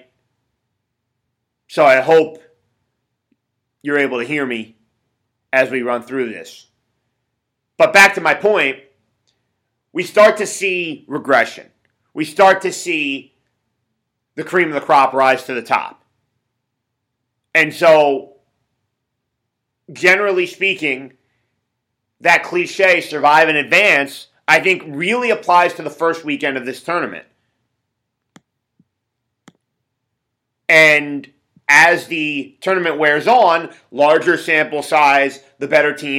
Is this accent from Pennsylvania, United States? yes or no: yes; Philadelphia, Pennsylvania, United States; I grew up in the Philly area